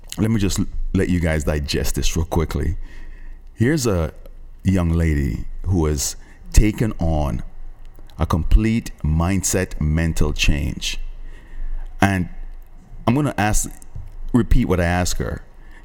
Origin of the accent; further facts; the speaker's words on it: Jamaica; I'm Jamaican